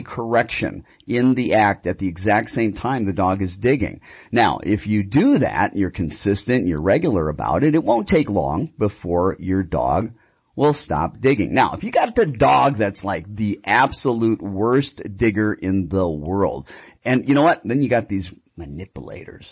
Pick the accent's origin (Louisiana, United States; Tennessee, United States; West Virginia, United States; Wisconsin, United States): Wisconsin, United States; Milwaukee; now in Phoenix, United States; I'm from Milwaukee